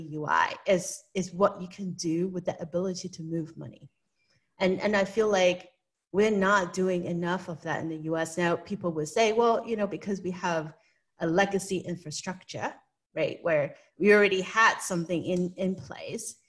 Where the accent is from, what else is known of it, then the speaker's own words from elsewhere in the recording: Hong Kong; moved away; I was born and raised in Hong Kong, and I do have an accent